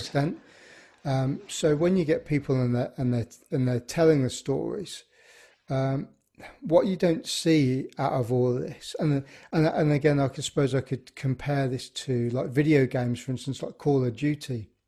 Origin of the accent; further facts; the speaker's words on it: Birmingham, West Midlands, United Kingdom; I grew up in Birmingham